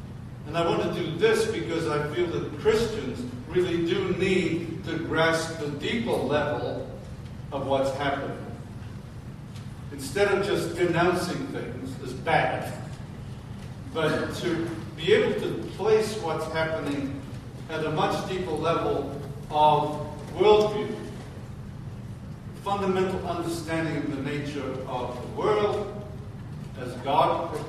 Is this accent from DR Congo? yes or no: no; Liverpool, North West England, United Kingdom; moved away; also born or lived in France; In 1964, I came from Liverpool. And then I went and taught in the south of France, in godless, secular France